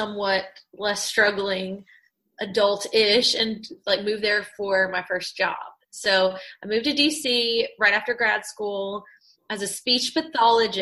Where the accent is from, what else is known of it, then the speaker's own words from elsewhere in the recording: Fairview, North Carolina, United States; moved away; also born or lived in Asheville; I'm from Asheville. And actually Fairview, kind of like very heavily laden with cows and pastures and curvy roads